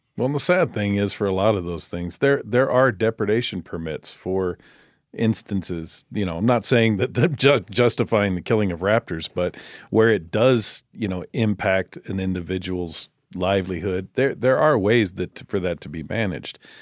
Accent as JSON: {"language": "English", "town": "Bakersfield", "region": "California", "country": "United States", "tie": "born or raised there", "said": "I grew up outside of Bakersfield, California, in a little farming community"}